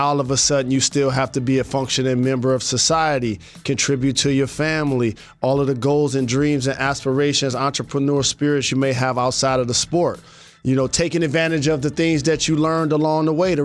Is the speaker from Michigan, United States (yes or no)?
yes; Detroit, Michigan, United States; my hometown, Detroit Lions.